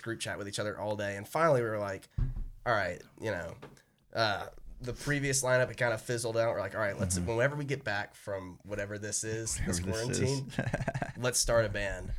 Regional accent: St. Simons Island, Georgia, United States; moved away as an adult; now in Athens, United States; Me and him are buddies from home. We're both from St. Simon's Island.

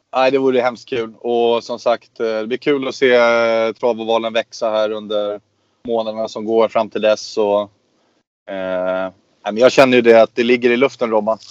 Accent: Östersund, Jämtland, Sweden; uppe i Östersund där vi kommer ifrån

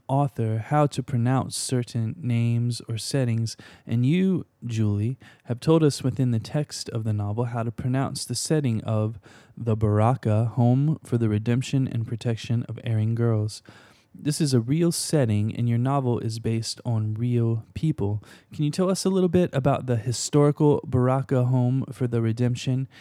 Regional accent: Versailles, Kentucky, United States; moved away; I was born in Versailles, or Versailles, as they call it in Kentucky, and I'm always happy to meet a fellow escaped Kentuckian

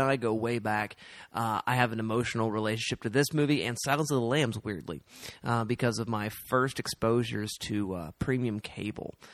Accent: Oklahoma, United States; We are from Oklahoma

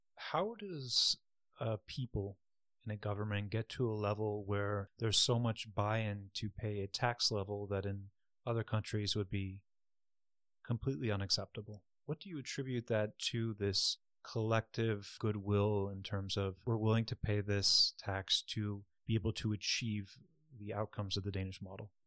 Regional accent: United States; I come from the United States

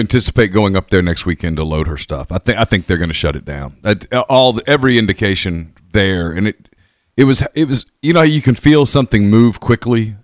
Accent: United States; I'm an American

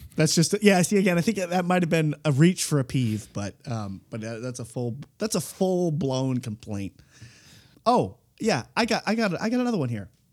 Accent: East Coast, United States; I'm an East Coaster

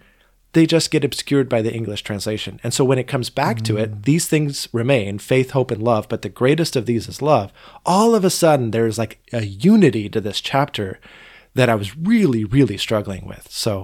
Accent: Boring, Oregon, United States; also born or lived in Portland; Well, no, though I grew up in Boring for the first couple of years of my life. This was actually in Portland.

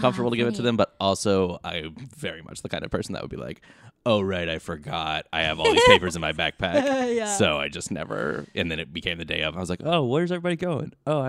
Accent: Kentucky, United States; I am from yeah. Kentucky.

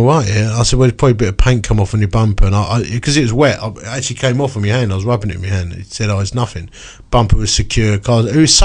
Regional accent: Romford, London, United Kingdom; I'm from Romford

